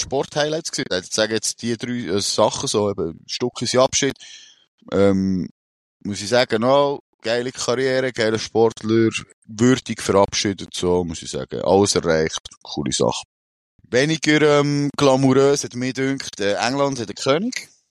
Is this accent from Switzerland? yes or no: yes; Switzerland; bei uns in der Schweiz